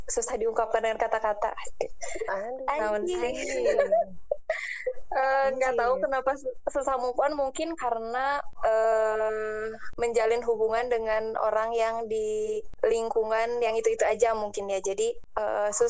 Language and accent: Indonesian; Garut, West Java, Indonesia; jadi awalnya itu dulu ada gue kan dari Garut tuh